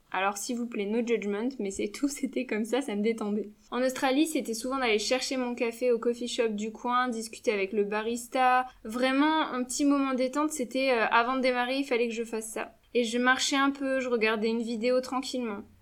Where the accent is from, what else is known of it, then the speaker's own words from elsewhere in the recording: Lille, Hauts-de-France, France; je suis lilloise